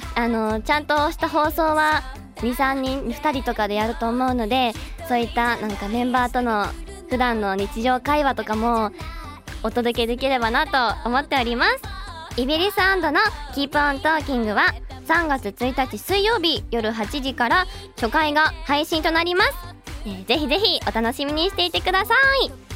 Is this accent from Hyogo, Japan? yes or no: yes; Kobe, Hyogo, Japan; 兵庫県の神戸市出身です